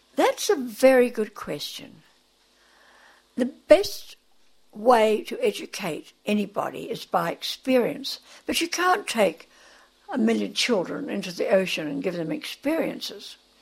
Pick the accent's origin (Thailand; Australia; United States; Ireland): Australia; moved away; And then we moved back to Australia. I am an Australian.